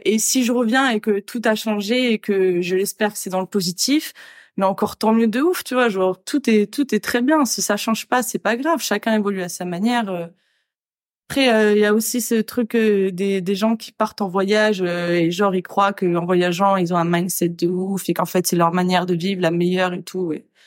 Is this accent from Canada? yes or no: no; France; moved away as an adult; now in Australia; si je devais revenir en France, euh, je je pourrais pas revenir là où j'ai grandi